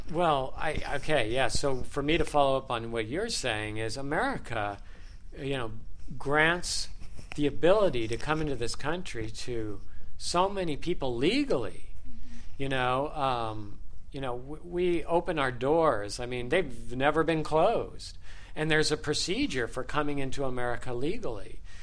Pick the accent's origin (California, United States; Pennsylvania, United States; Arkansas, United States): California, United States; Los Angeles; as an American, and of course living here all my life